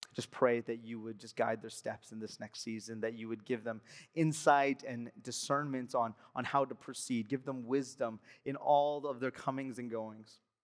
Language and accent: English; Alberta, Canada; moved away; I'm from Alberta